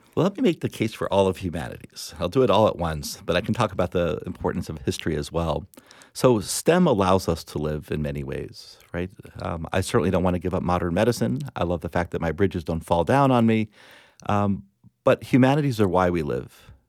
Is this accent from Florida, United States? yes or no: yes; Plantation, Florida, United States; I grew up in South Florida